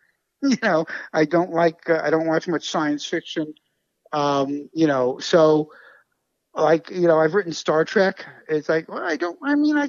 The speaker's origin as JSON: {"language": "English", "town": "New York City", "region": "New York", "country": "United States", "tie": "born or raised there", "said": "I grew up in Brooklyn, you know, like I say, in the 60s"}